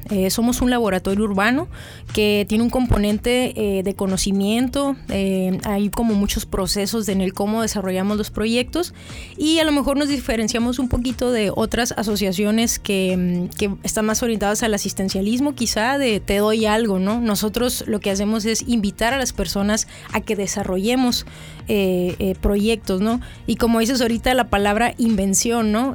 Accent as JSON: {"language": "Spanish", "town": "Mexicali", "region": "Baja California", "country": "Mexico", "tie": "born or raised there", "also_born_or_lived": "Calexico, California, United States", "said": "soy eh, mexicalense, mexicalense y un poco fronteriza porque también eh, soy nacida aquí, pero pasé un, buen tiempo de mi adolescencia en Caléxico"}